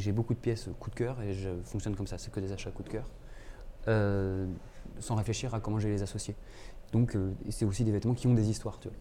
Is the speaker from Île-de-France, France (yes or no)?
no; Clermont-Ferrand, Auvergne-Rhône-Alpes, France; moved away as an adult; also born or lived in Paris; en arrivant à Paris, parce que j'ai grandi à Clermont-Ferrand